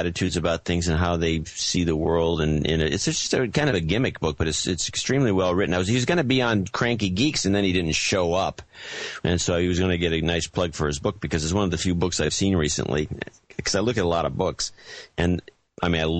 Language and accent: English; United States; I'm the American